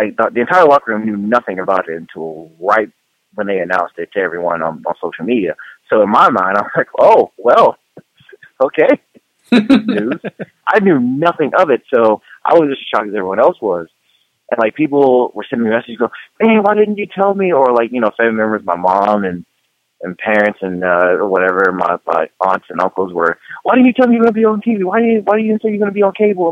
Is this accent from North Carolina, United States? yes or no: yes; Charlotte, North Carolina, United States; I started wrestling here in Charlotte, North Carolina, my hometown